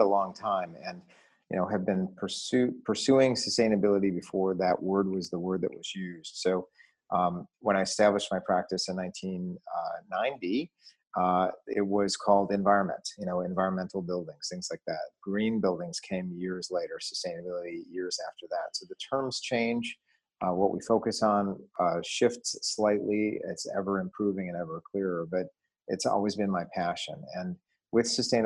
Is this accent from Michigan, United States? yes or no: yes; Detroit, Michigan, United States; growing up in Detroit in the 1970s